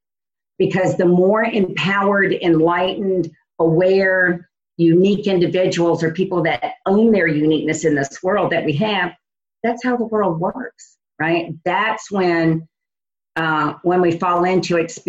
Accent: New Orleans, Louisiana, United States; moved away as an adult; also born or lived in Indiana

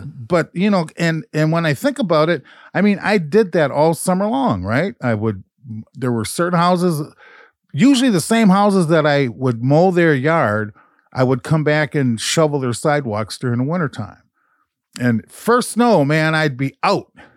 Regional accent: Minneapolis, Minnesota, United States; growing up in North Minneapolis

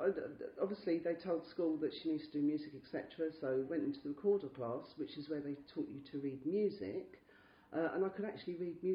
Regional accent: London, United Kingdom; also born or lived in Chelsea, London; I was brought up in sort of the Wimbledon area. I was born in Chelsea in 1965, so swinging London. And my parents moved to Wimbledon because I could afford a house there. Not the posh part of Wimbledon, I hasten to add.

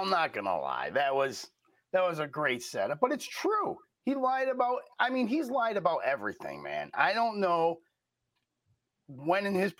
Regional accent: New York, United States; I'm from New York.

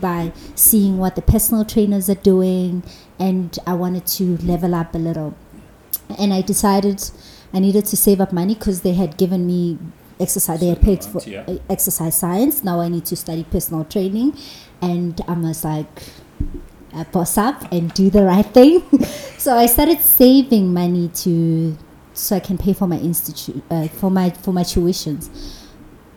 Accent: Johannesburg, Gauteng, South Africa; I'm from Alex, and there where I grew up

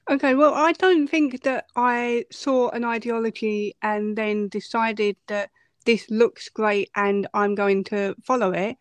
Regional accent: Essex, East of England, United Kingdom; I'm from Essex

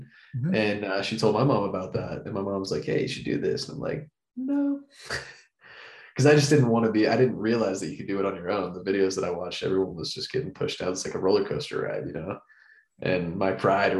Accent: Florida, United States; growing up in Florida

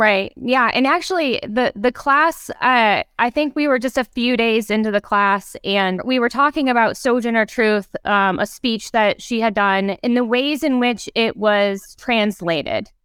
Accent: Ohio, United States; I grew up in Ohio, where in elementary school, part of our field trips were to go to the homes of people who had provided spaces for the Underground Railroad

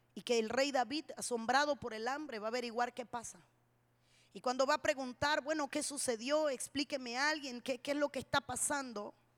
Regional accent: Cuba; somos las únicas cubanas

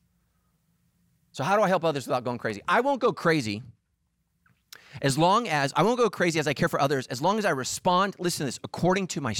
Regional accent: California, United States; I'm a pastor here in Southern California. I'm a Californian

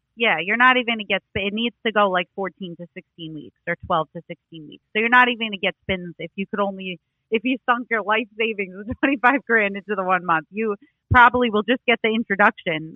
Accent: New York, United States; growing up in New York

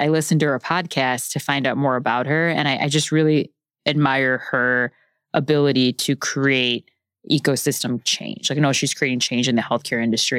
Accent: Chicago, Illinois, United States; moved away as an adult; also born or lived in Bentonville, Arkansas / Los Angeles; now in New York, United States; I grew up in Chicago

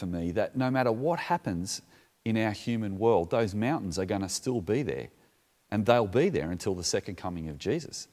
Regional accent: Australia; I'm from Australia

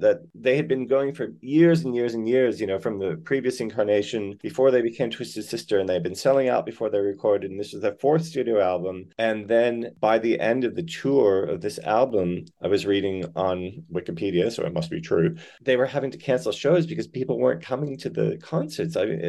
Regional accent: Gardner, Massachusetts, United States; moved away as an adult; also born or lived in Orange, New Jersey; now in Australia; I'm American born. I was born actually in Orange, New Jersey, but I grew up in Gardner, Massachusetts. And then my husband is Australian. So I moved here 23 years ago.

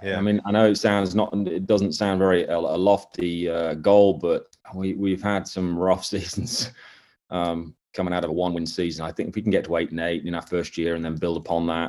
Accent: England, United Kingdom; moved away as an adult; now in Jacksonville, United States; my native tongue and land

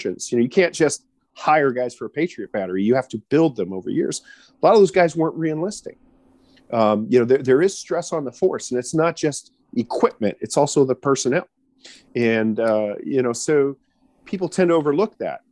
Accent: Los Angeles County, California, United States; also born or lived in London; I was born in Los Angeles County

